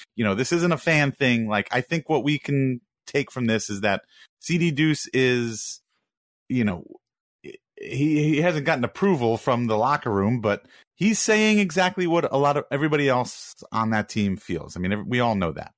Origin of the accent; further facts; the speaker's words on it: New York, United States; I'm from New York